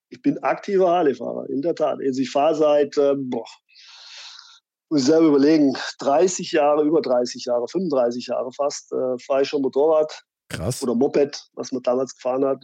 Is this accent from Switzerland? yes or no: no; Fulda, Hesse, Germany; meine Heimat